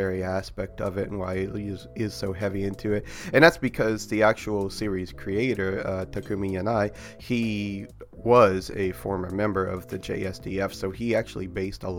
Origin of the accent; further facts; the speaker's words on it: near Quantico Marine Base, Virginia, United States; I grew up near Quantico Marine Base, in America